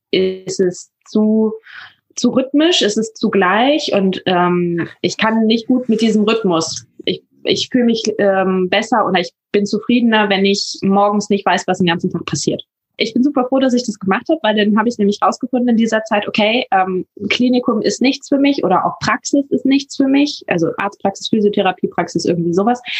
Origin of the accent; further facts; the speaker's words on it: Hamburg, Germany; ich bin 22 Jahre alt und ich komme aus der Nähe von Hamburg. Ähm, da bin ich geboren und aufgewachsen